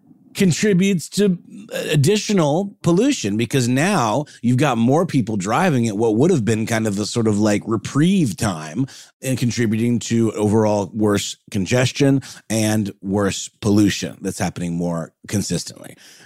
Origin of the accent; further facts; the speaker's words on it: Augusta, Georgia, United States; in my hometown of Augusta.